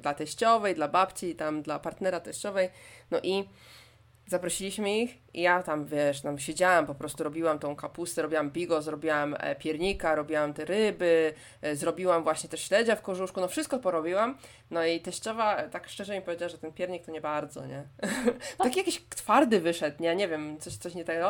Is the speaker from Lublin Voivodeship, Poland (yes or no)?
no; Poznań, Greater Poland, Poland; Jestem z Poznania